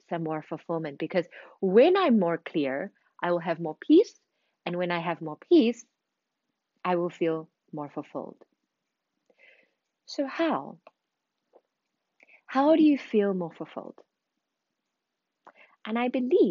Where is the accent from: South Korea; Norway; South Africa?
South Africa; moved away as an adult; also born or lived in Zimbabwe / London, United Kingdom; now in Paris, France; I was born in Zimbabwe, raised in South Africa, spent 10 years in London before moving to Paris 5 years ago